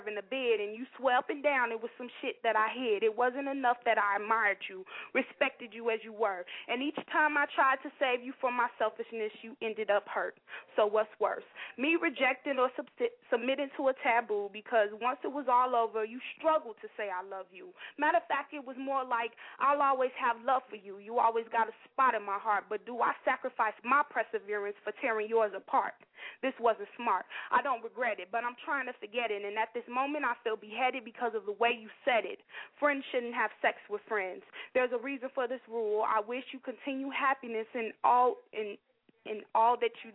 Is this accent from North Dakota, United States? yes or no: no; Chicago, Illinois, United States; I'm from Chicago